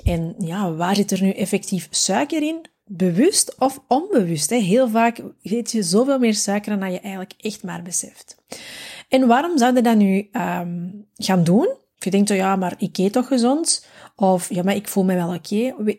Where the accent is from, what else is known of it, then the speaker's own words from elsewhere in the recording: Belgium; Wij zijn als Belg